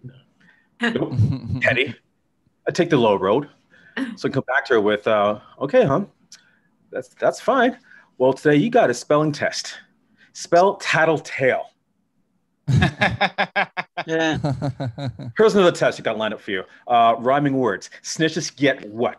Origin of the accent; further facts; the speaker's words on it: Toronto, Ontario, Canada; now in Chicago, United States; I'm from Toronto